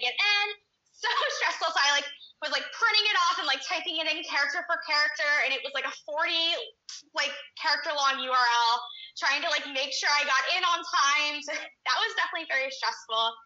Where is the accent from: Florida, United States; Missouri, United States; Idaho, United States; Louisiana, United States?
Florida, United States; St. Augustine; I am from St. Augustine, Florida. That's where I was born and raised.